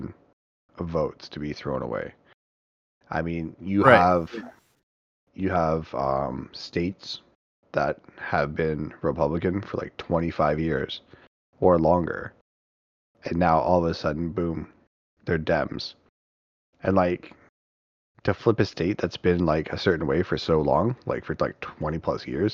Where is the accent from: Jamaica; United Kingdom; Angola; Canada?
Canada; I'm a Canadian